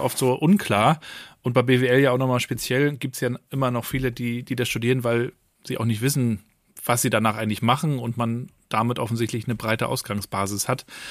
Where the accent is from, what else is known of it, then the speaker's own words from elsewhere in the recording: Rostock, Mecklenburg-Vorpommern, Germany; moved away; ich bin ja, in Rostock geboren, aber war auch wiederum einige Jahre weg